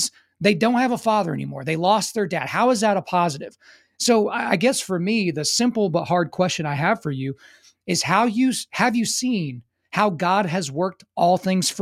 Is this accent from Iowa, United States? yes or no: no; near Fort Sill, Oklahoma, United States; growing up near Fort Sill in Oklahoma